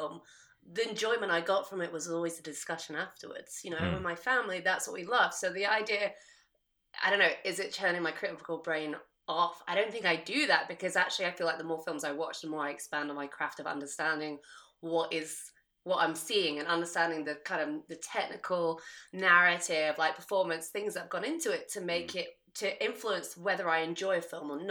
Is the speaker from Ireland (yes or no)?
no; United Kingdom; I'm British.